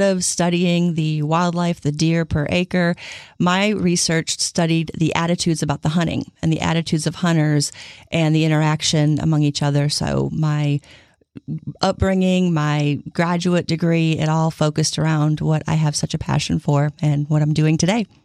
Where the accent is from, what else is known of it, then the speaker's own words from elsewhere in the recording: Illinois, United States; So I grew up in the Midwest. I grew up in Illinois